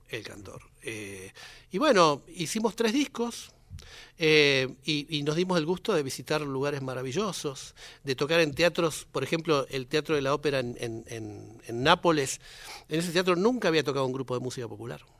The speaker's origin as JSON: {"language": "Spanish", "region": "Buenos Aires", "country": "Argentina", "tie": "born or raised there"}